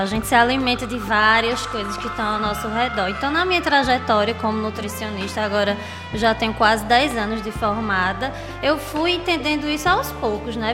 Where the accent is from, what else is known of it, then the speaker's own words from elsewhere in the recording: Agreste of Pernambuco, Brazil; now in Recife, Brazil; eu sou uma mulher agrestina, né? Nasci no Agreste de Pernambuco